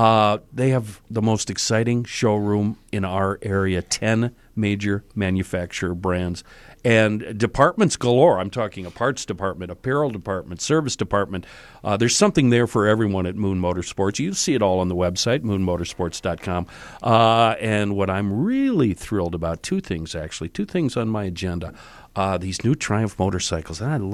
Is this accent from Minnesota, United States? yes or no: yes; Hibbing, Minnesota, United States; also born or lived in Connecticut; now in North Carolina, United States; Joe, I grew up in Hibbing and never had AC of any type.